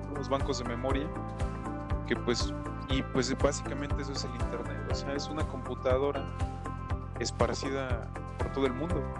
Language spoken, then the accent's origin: Spanish; Mexico; como buen mexicano